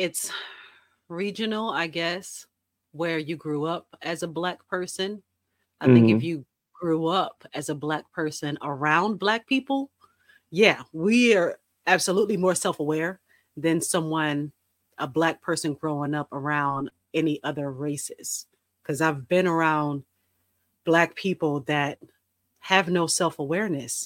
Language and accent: English; New Jersey, United States; I grew up in New Jersey where snow is